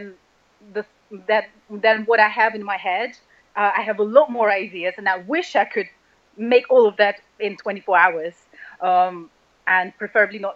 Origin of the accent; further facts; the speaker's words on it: Russia; moved away; I was born and raised in Russia